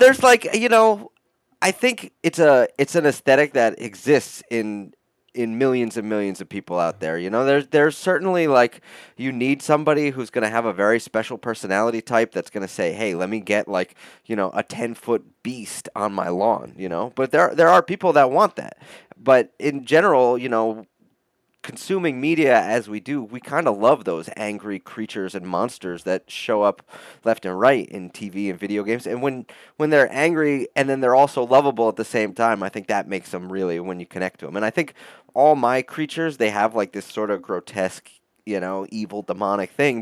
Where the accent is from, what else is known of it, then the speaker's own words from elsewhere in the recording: upstate New York, United States; I grew up in upstate New York, about two hours north of the city, mixed with uh, a lot of time in the city itself, in New York City